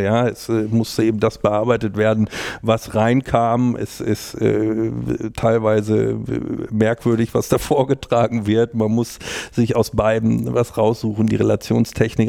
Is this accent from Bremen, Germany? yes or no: no; North Rhine-Westphalia, Germany; moved away as an adult; also born or lived in Jena; now in Hamburg, Germany; Ich komme ja aus Westfalen, mehr oder weniger vom, vom Dorf. Die nächstgrößere Stadt ist Bielefeld